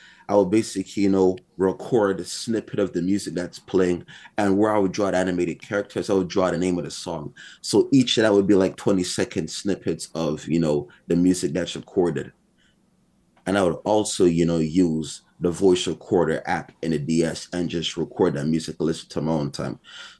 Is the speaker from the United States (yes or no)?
no; Montreal, Quebec, Canada; born in Montreal, born and raised.